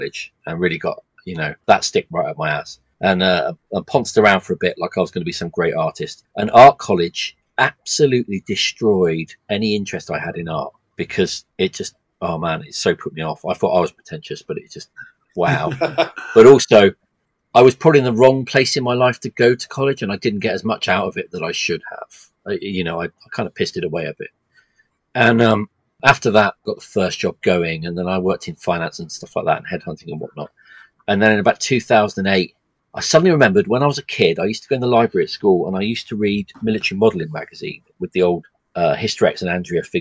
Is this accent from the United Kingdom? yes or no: yes; England, United Kingdom; I'm English